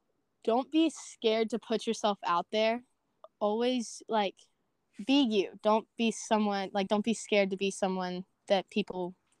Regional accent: Georgia, United States; I play for Atlanta Premier Gold Sweat 06. I'm from Georgia and I go to East Paulding High School.

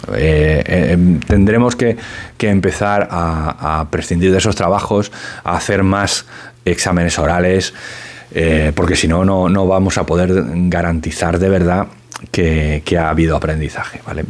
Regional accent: Spain; e intuye que soy español

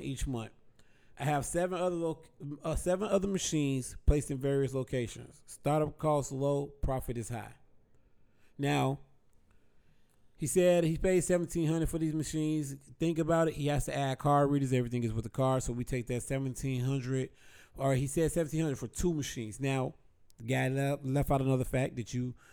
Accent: Chicago, Illinois, United States; We're from Chicago

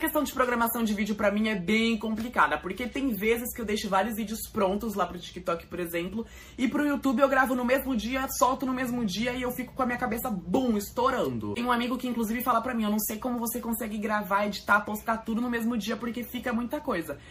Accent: São Paulo, Brazil; sou aqui de São Paulo, capital

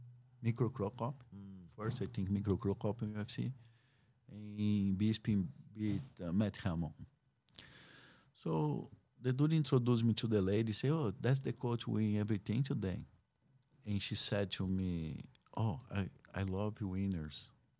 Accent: Brazil; English is a second language; now in United States; because when I moved from Brazil, I say, man, I'm done with MMA.

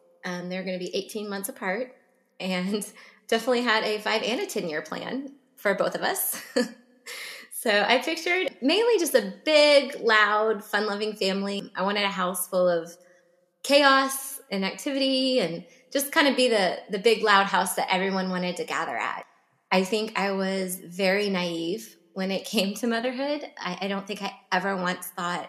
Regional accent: Plano, Texas, United States; I grew up in Plano, suburb of Dallas

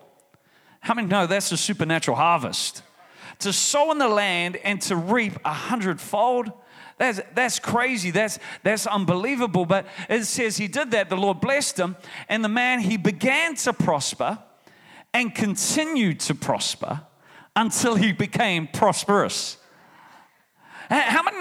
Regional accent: New Zealand; I'm from New Zealand

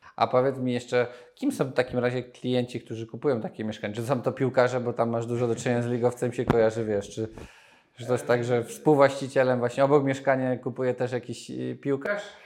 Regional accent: Nowy Sącz, Lesser Poland, Poland; Nowy sąd, z którego pochodzę

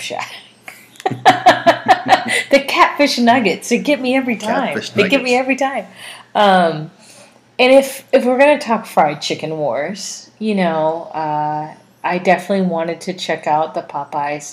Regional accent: Norfolk, Virginia, United States; now in Richmond, United States; my hometown of Norfolk

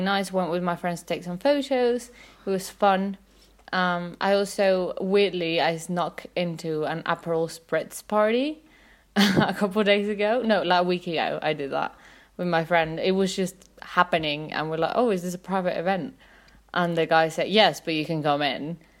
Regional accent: Mexico City, Mexico; I'm from Mexico City.

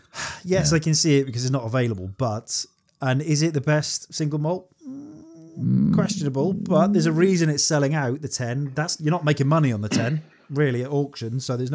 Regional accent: Wales, United Kingdom; Oh, there you go. Sauternes. I'm so Welsh.

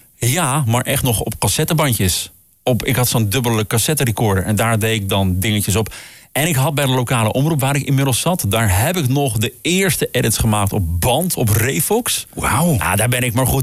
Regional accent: Groningen, Netherlands; Ik kom uit Groningen

